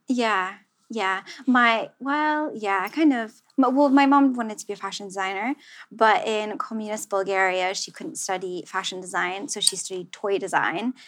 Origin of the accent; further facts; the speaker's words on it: Central New Jersey, United States; now in London, United Kingdom; growing up in New Jersey, I did mm-hmm. not know, I didn't have anything like vintage or like, you know, it was like the mall.